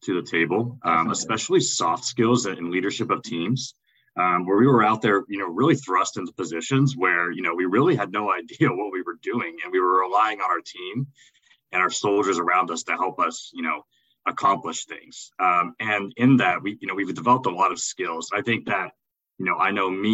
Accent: East Tennessee, United States; moved away; my background from a small town in East Tennessee

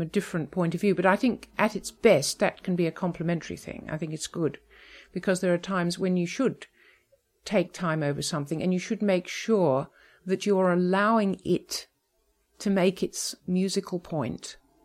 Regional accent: Melbourne, Victoria, Australia; also born or lived in England; I was actually born in England, but my family went back to Australia. So I grew up in Melbourne

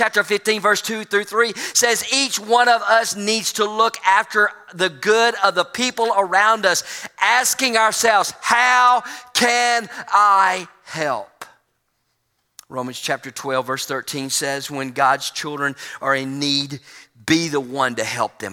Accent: United States; being from the United States

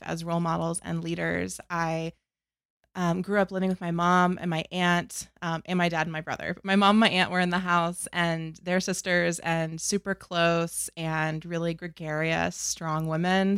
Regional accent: North Carolina, United States; I grew up in North Carolina

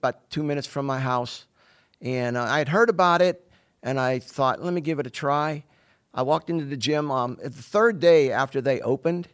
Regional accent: Pittsburgh, Pennsylvania, United States; moved away as an adult; also born or lived in New Jersey; now in Simpsonville, United States; I'm originally from Pittsburgh, Pennsylvania. I was born and raised there.

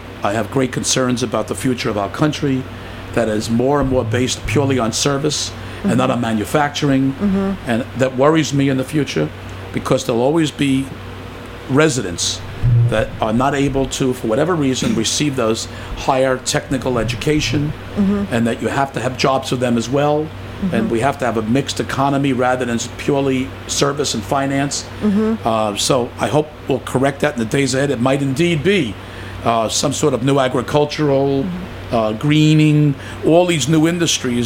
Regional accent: New York, United States; When I was a boy, other than Coney Island, the only open water I knew was the hydrants that were left open and the man-made lake in Prospect Park.

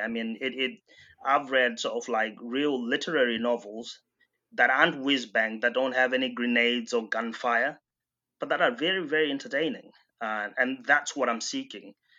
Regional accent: Bindura, Mashonaland Central, Zimbabwe; my hometown, uh, Bindura in Zimbabwe

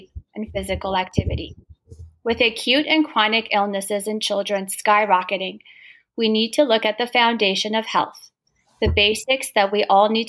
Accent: Toronto, Ontario, Canada; you're from my hometown

